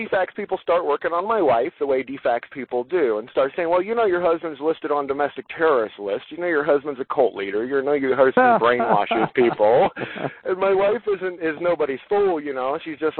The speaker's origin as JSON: {"language": "English", "town": "Los Angeles", "region": "California", "country": "United States", "tie": "born or raised there", "moved": "yes", "lives_now": "Atlanta, United States", "said": "I grew up in Los Angeles. I grew up in an entirely different world than my wife did."}